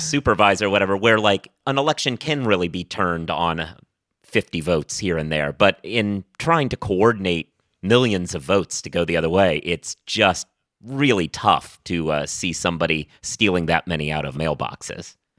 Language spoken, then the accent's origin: English; Oregon, United States; now in New York, United States; I've lived in New York for a long time at this point. I'm originally from Oregon